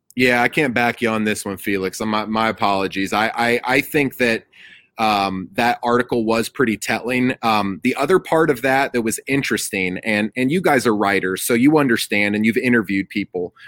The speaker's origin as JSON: {"language": "English", "town": "Atlanta", "region": "Georgia", "country": "United States", "said": "I'm from the Atlanta area"}